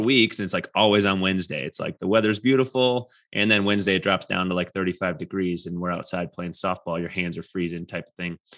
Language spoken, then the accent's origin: English; Wisconsin, United States; now in Colorado, United States; I'm from Wisconsin